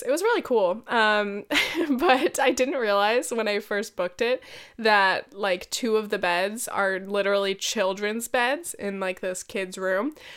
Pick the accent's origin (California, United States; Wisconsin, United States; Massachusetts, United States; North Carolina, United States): California, United States; now in New York, United States; I'm such a Californian